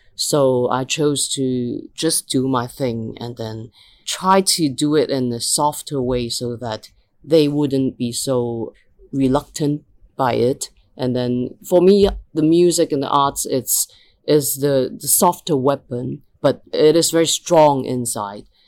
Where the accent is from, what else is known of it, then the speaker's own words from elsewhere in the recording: Hong Kong; Hong Kong is a city where we are educated to just be very goal driven